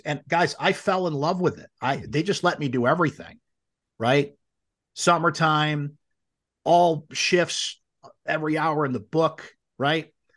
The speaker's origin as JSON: {"language": "English", "town": "Syracuse", "region": "New York", "country": "United States", "tie": "born or raised there", "said": "grew up in Syracuse. My dad took me to all the games"}